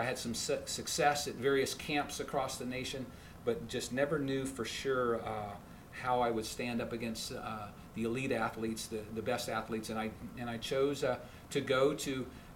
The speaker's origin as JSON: {"language": "English", "region": "Alaska", "country": "United States", "tie": "born or raised there", "also_born_or_lived": "Phoenix", "moved": "as an adult", "lives_now": "North Carolina, United States", "said": "born and raised in Alaska"}